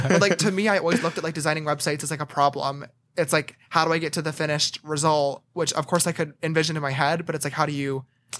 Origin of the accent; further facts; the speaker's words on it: Bethlehem, New York, United States; No. Right outside of Albany. Okay, a town called Bethlehem.